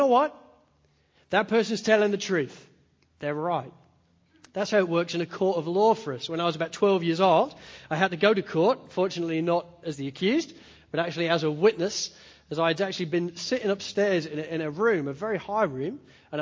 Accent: Spalding, East Midlands, United Kingdom; moved away; I grew up in Spalding in Lincolnshire in the east coast of England

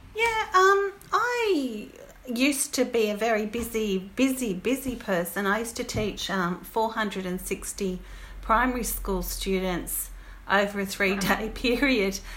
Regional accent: Goulburn, New South Wales, Australia; now in Petersham, Australia; I live in Petersham, um, but I come from Goulburn in New South Wales

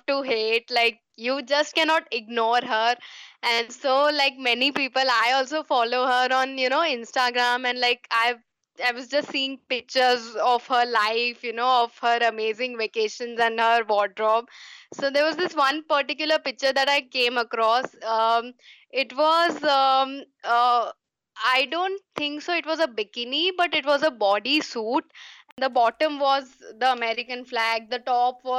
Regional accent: India; I am an Indian

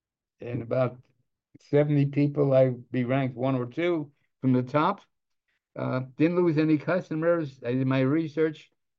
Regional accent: Los Angeles, California, United States; I came from the wrong side of the tracks. I was a kid from Boyle Heights.

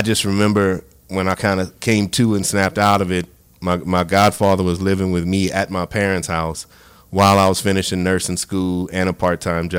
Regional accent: Grand Coteau, Louisiana, United States; also born or lived in Sunset, Louisiana; born and raised in Grand Coteau, Sunset, Louisiana

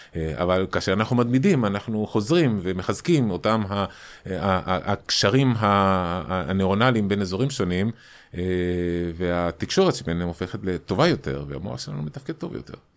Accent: Chile; born or raised there; moved away as an adult; now in Israel

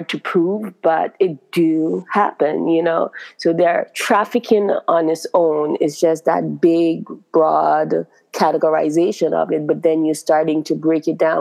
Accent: Grenada; now in United States; I'm from Grenada

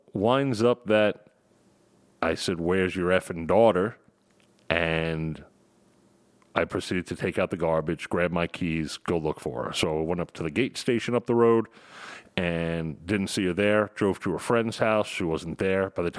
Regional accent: Long Island, New York, United States; accent: New York; It's my New York accent

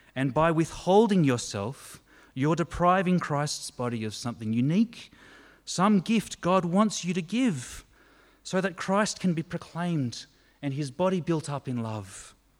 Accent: Australia

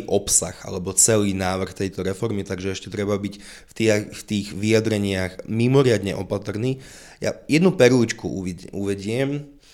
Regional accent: Levoča, Prešov Region, Slovakia; ja opäť som z Levoča

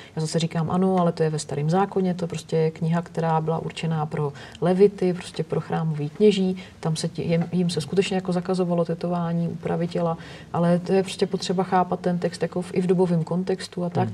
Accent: Nymburk, Central Bohemian Region, Czechia; pocházím z Nymburka, protože prostě jsem vyrůstala ve, střínu, ve stínu postřižinského pivovaru

